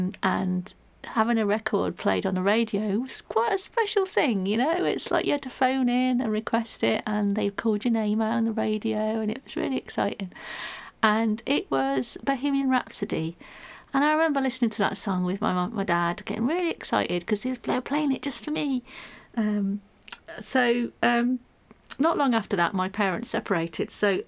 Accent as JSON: {"language": "English", "town": "Manchester", "region": "North West England", "country": "United Kingdom", "said": "That shows you where I'm from. I'm from Manchester originally. Can't tell by the accent, I know."}